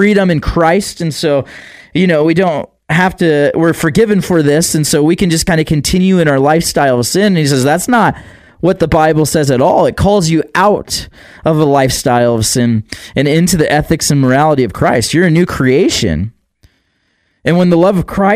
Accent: United States; we grew up in America, and a lot of us did grow up in America

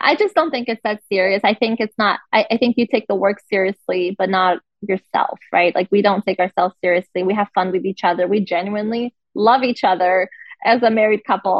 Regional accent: Rio de Janeiro, Brazil; also born or lived in Brasília, Brazil; now in United States; I'm from Rio, but I've lived in in the, in the capital for for several years.

